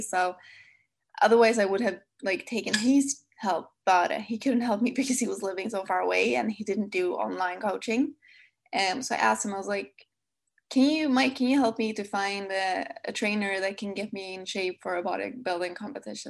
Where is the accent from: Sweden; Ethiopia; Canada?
Sweden; accent: Swedish; English is a second language; my lovely Swedish accent